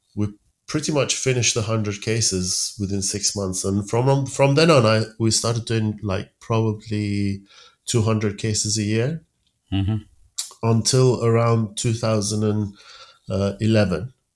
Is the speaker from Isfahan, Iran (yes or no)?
no; Tehran, Tehran Province, Iran; moved away as an adult; also born or lived in Sheffield, United Kingdom / London, United Kingdom; now in United Kingdom; I was around nine that my dad found a, a job in an American company in uh, Tehran